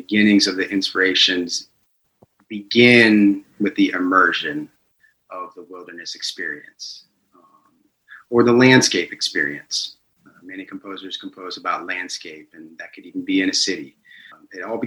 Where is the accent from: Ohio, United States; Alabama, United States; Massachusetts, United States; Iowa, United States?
Ohio, United States; Delaware; moved away as an adult; now in Atlanta, United States; I grew up in Delaware, Ohio, a small town north of Columbus.